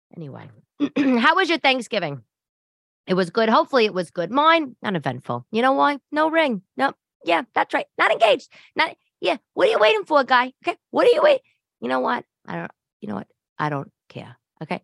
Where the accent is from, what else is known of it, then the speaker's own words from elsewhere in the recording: New York City, New York, United States; also born or lived in Upper East Side, Manhattan; I'm from Staten Island and Brooklyn